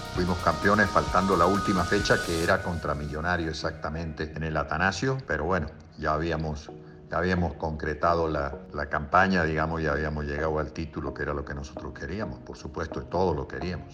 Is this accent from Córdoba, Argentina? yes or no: yes; Colonia Caroya, Córdoba, Argentina; moved away as an adult; also born or lived in Colombia; Nací en Colonia Carolla, un pueblo de República Argentina, de Córdoba, en la República Argentina, el 18 de septiembre de 1946